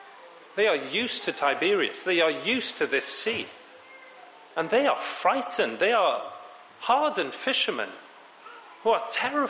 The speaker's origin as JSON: {"language": "English", "region": "Wales", "country": "United Kingdom", "said": "being a Welshman travelling into London"}